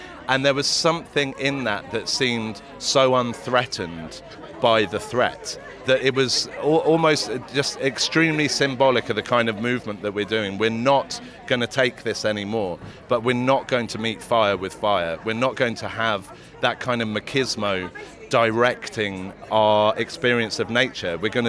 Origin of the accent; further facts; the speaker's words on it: River Pang, Berkshire, South East England, United Kingdom; I grew up swimming the River Pang before I knew I was trespassing.